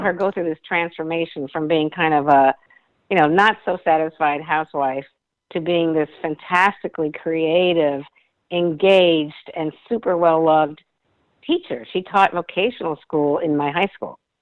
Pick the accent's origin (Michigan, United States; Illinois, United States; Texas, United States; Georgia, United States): Illinois, United States; suburbs of Chicago; I grew up in the Midwest. I'm a Midwestern girl, and my whole background was suburbs of Chicago